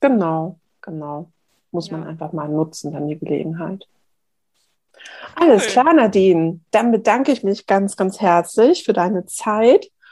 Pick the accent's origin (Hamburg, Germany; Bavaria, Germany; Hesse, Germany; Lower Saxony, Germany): Hamburg, Germany; Bei uns in Hamburg